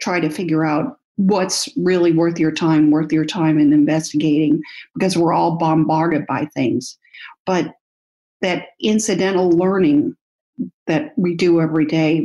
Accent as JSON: {"language": "English", "country": "United States", "said": "I'm from the United States."}